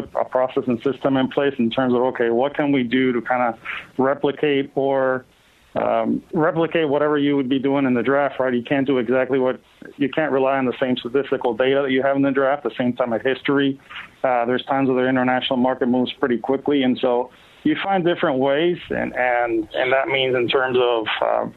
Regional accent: Puerto Rico; I grew up in Puerto Rico

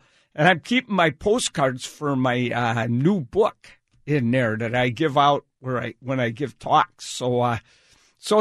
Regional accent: Wisconsin, United States; now in Seattle area, United States; I came from Wisconsin

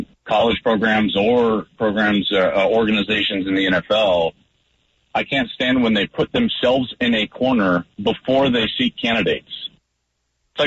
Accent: Arvada, Colorado, United States; I grew up in the Denver area, just in the Arvada area

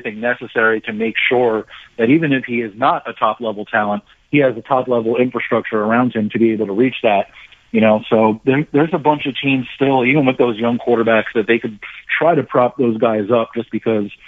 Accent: New Jersey, United States; I grew up in New Jersey

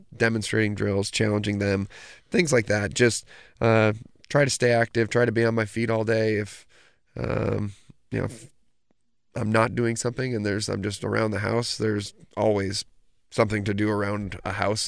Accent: Oswego, New York, United States; growing up in Oswego

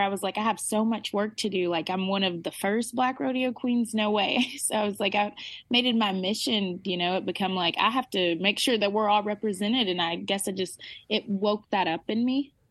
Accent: Arkansas, United States; I'm from Arkansas.

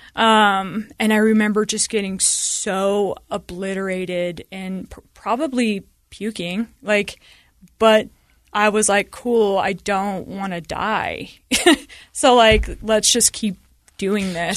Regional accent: Sandy, Utah, United States; I grew up in Sandy and we had a stay at home mom

